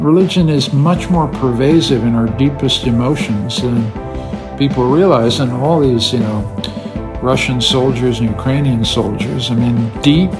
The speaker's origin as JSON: {"language": "English", "country": "Canada", "moved": "yes", "lives_now": "Vienna, Austria"}